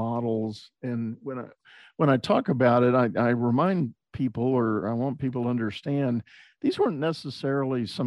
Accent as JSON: {"language": "English", "town": "San Antonio", "region": "Texas", "country": "United States", "tie": "born or raised there", "also_born_or_lived": "Houston, Texas", "said": "I grew up in San Antonio, Texas, and spent all my school years there"}